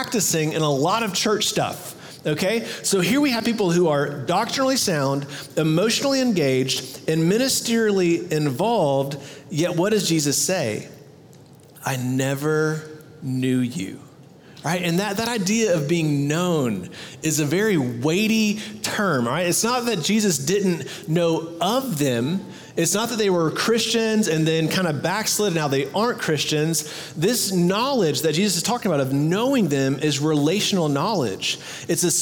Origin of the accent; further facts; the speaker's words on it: Texas, United States; "Where are you from?" And I was like, "Texas."